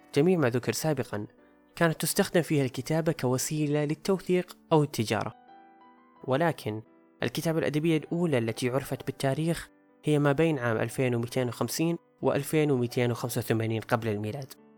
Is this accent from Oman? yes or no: no; Saudi Arabia; عندنا في السعودية